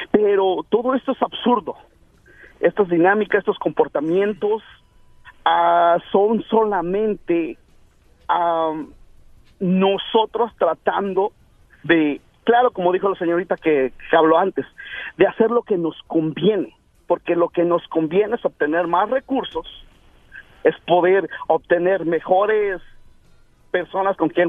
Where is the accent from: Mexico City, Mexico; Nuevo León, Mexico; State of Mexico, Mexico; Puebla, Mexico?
State of Mexico, Mexico; Ecatepec; Yo soy de Guadalupe Victoria